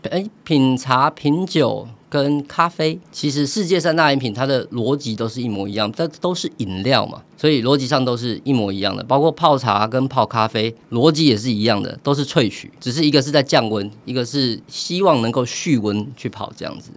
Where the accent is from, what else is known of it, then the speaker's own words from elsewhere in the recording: Taiwan; 我们台湾人太懂茶了